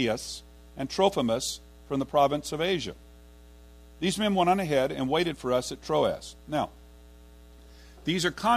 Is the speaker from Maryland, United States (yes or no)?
no; Fort Worth, Texas, United States; I'm from Fort Worth, and I lived on the east side, and I was going to TCU